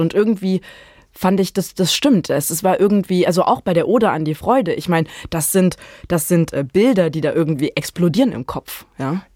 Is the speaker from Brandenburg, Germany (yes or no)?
yes; Brandenburg, Germany; ich komme ja aus Brandenburg und man wächst da anders mit Fontane auf